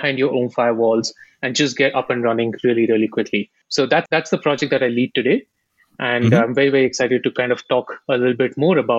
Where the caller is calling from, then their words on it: Bangalore, Karnataka, India; I am based out of India, Silicon Valley, Bangalore.